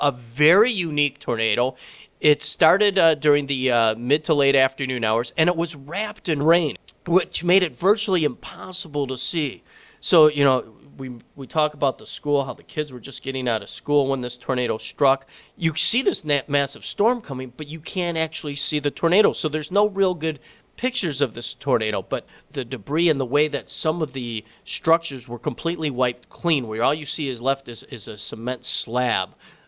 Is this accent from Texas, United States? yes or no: no; Flint, Michigan, United States; I grew up in Flint, Michigan.